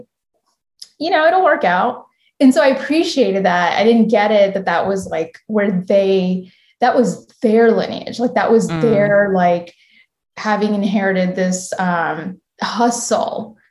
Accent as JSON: {"language": "English", "country": "United States", "tie": "born or raised there", "also_born_or_lived": "India", "said": "I'm a first generation Indian American. I was born in India and my parents, I came here when I was four."}